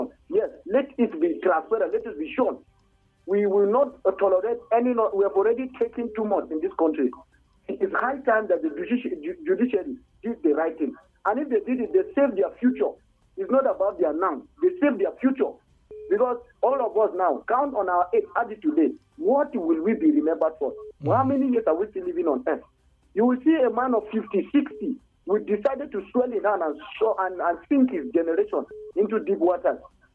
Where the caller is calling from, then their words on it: Kuru, Plateau, Nigeria; I'm calling you from Kuru.